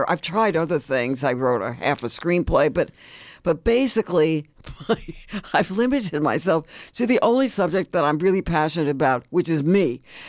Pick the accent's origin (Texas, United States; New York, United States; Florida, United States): New York, United States; I grew up in the Bronx, New